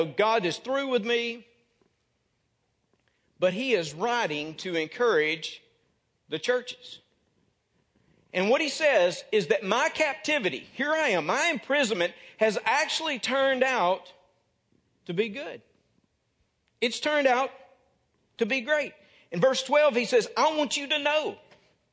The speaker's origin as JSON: {"language": "English", "region": "North Mississippi", "country": "United States", "moved": "yes", "said": "I came from Birmingham Ridge Baptist Church in North Mississippi"}